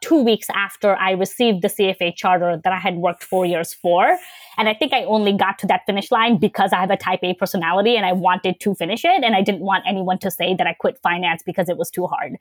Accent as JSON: {"language": "English", "town": "New York City", "region": "New York", "country": "United States", "tie": "born or raised there", "also_born_or_lived": "Bangladesh", "said": "I was born in Bangladesh and I moved to the States in 1998. So in the third grade, and I grew up in Queens"}